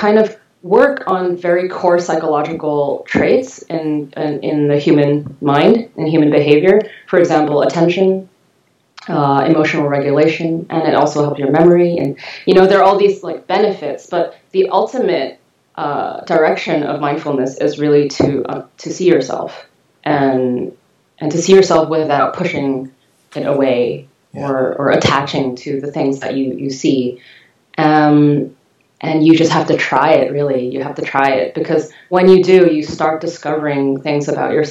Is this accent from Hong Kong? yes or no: yes; Hong Kong; also born or lived in England / California; now in Los Angeles, United States; I was born and raised in Hong Kong, and I lived in England for about 6 years